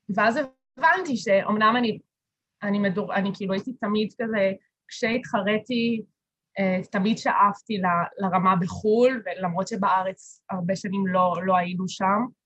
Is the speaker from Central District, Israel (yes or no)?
yes; Kiryat Ono, Central District, Israel; also born or lived in Beersheba; אני במקור מקריית אונו